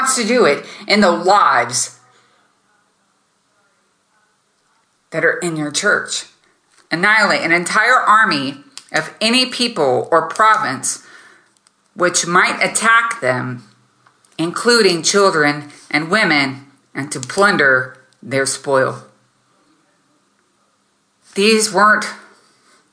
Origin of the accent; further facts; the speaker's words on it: United States; now in Germany; I'm not there in America, I'm in Germany, but I was raised in America